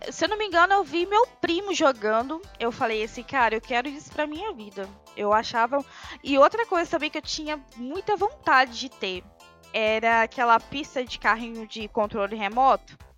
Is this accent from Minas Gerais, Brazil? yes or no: no; Miracema, Rio de Janeiro, Brazil; accent: leaning towards Minas Gerais; Então aí ficou meio que esse sotaque mais puxado para Minas do que realmente para capital. Mas eu sou do interior do Rio, Miracema.